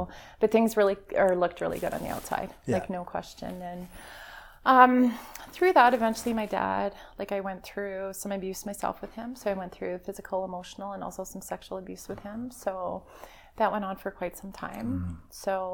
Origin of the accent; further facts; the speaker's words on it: Calgary, Alberta, Canada; I grew up in Calgary